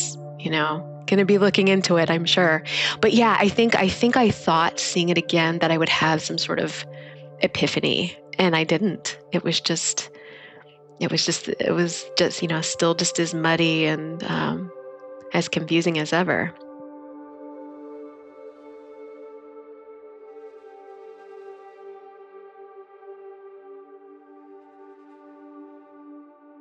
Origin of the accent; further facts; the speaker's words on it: Kansas, United States; moved away as an adult; also born or lived in Orange County / Bay Area / Washington, District of Columbia, United States; now in San Jose, United States; I'm from Kansas.